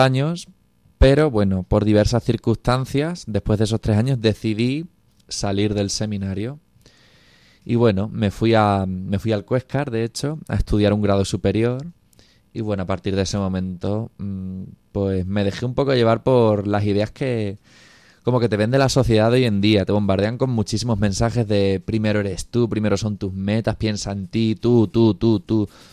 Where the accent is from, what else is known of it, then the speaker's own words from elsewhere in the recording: Cáceres, Extremadura, Spain; tengo 26 años, soy de Cáceres